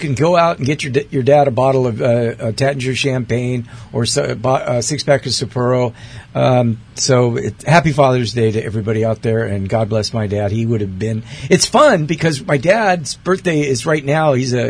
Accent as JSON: {"language": "English", "town": "Athens", "region": "Attica", "country": "Greece", "tie": "born there", "said": "And yes, I was born in Athens, Greece."}